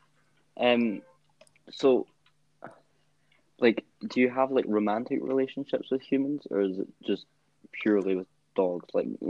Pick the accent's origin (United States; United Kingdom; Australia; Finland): United Kingdom; Glasgow, Scotland; I'm born and bred in Glasgow.